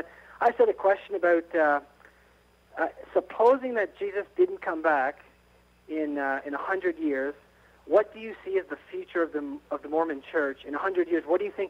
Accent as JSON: {"language": "English", "country": "Canada", "said": "I'm actually from Canada, and I'm visiting Logan."}